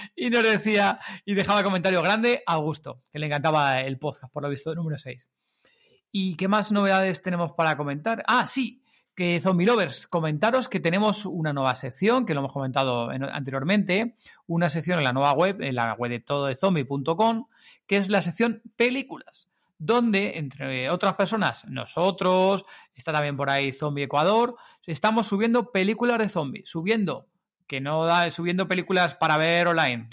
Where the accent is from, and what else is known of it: Madrid, Community of Madrid, Spain